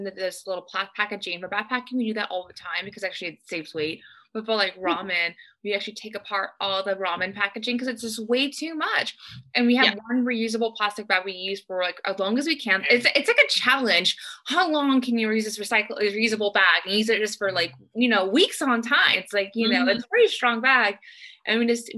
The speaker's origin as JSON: {"language": "English", "region": "Texas", "country": "United States", "said": "I'm from Texas."}